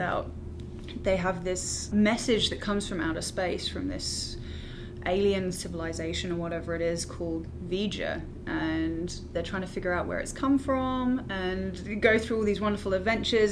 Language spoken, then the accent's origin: English; United Kingdom; moved away; also born or lived in London / New York; I'm from the UK